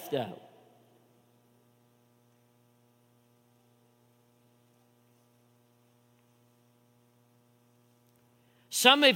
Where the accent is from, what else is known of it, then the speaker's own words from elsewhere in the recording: Chattanooga, Tennessee, United States; growing up in Chattanooga, you know, I was water skiing since a young age